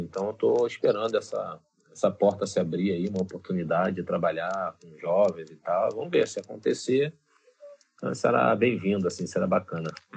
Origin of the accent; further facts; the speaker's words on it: Brazil; nós que somos brasileiros